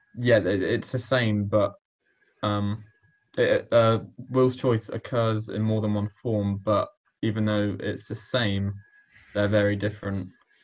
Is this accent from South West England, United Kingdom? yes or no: yes; Warminster, South West England, United Kingdom; The Inbetweeners was very influential to my growing up in Kingdown